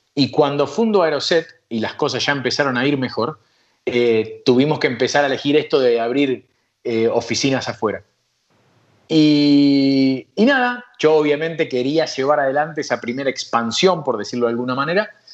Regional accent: Argentina; moved away as an adult; yo soy argentino, amo mi país

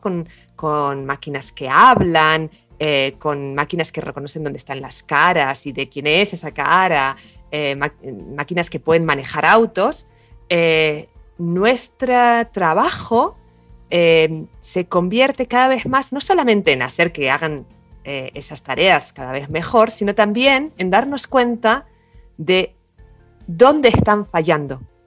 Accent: Barcelona, Catalonia, Spain; moved away as an adult; now in Córdoba, Argentina; soy originalmente de Barcelona, pero llevo 15 eh, años eh, acá en Córdoba

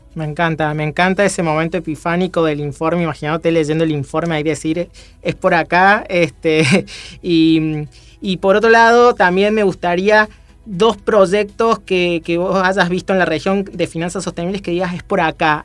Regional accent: Córdoba, Argentina; now in Buenos Aires, Argentina; ambos somos cordobeses

